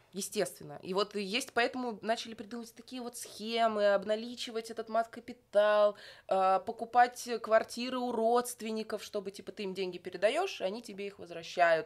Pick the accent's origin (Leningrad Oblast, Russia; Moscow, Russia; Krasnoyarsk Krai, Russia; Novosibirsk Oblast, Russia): Moscow, Russia; Я из Москвы, здравствуйте, коренная москвичка.